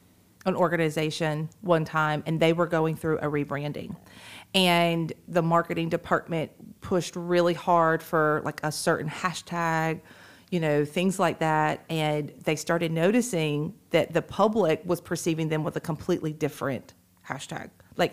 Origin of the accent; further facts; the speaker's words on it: Moultrie, Georgia, United States; now in Perry, United States; I grew up growing up in Moultrie.